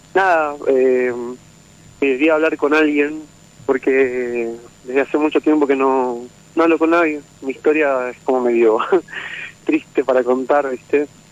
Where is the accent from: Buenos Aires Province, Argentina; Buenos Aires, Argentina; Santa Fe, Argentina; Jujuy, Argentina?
Jujuy, Argentina; San Salvador de Jujuy; soy de Jujuy, capital